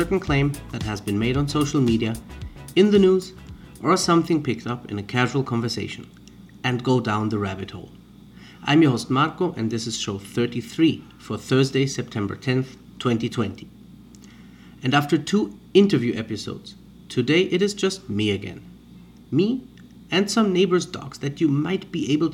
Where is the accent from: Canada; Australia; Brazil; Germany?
Germany; moved away; also born or lived in Mexico; I was born and raised in Germany